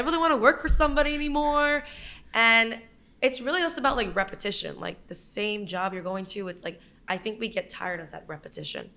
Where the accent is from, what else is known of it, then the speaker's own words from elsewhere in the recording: Brooklyn, New York, United States; I am from Brooklyn, born and raised